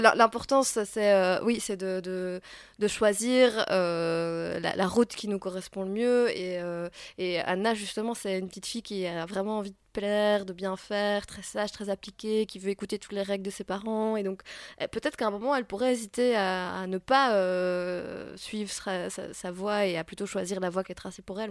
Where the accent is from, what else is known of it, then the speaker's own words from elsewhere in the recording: Belgium; je suis belge